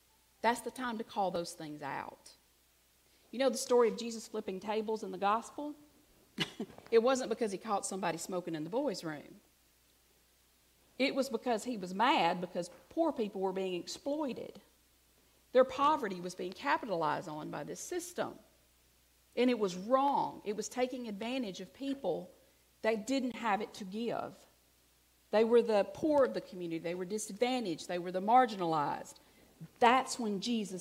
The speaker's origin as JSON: {"language": "English", "region": "Alabama", "country": "United States", "said": "I'm from Alabama"}